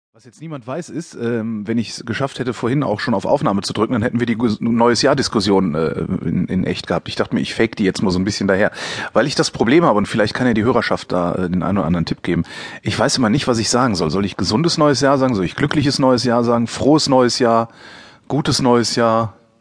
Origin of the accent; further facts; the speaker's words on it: West Germany, Germany; ich komme ja aus dem Westen, da ist das anders